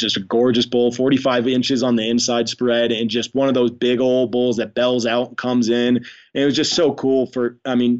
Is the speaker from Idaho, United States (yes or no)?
yes; Idaho, United States; now in Wyoming, United States; I grew up in Idaho